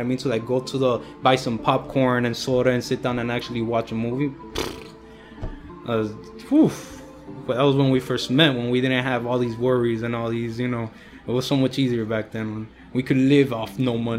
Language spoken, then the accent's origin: English; United States; I'm American with Cuban blood.